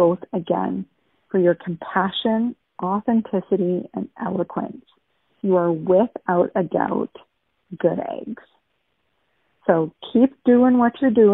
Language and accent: English; Thunder Bay, Ontario, Canada; I'm from Thunder Bay, home of the Sleeping Giant